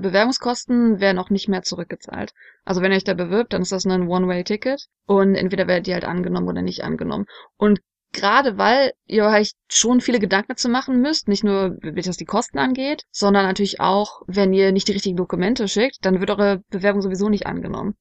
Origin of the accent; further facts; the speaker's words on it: Germany; bei uns in Deutschland